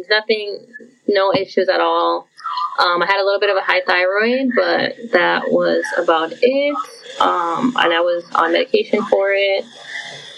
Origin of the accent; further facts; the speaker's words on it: Puerto Rico; now in Florida, United States; I am from Puerto Rico, but I live in Florida